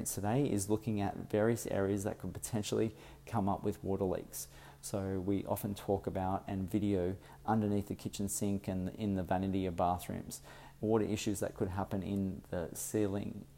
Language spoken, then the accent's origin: English; Sydney, New South Wales, Australia; As I am from Sydney, I've come up to Brisbane